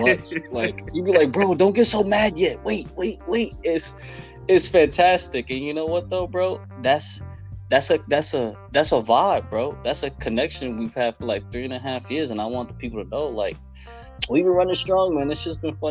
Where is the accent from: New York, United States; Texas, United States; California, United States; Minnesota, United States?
New York, United States; New York City; I'm from Brooklyn.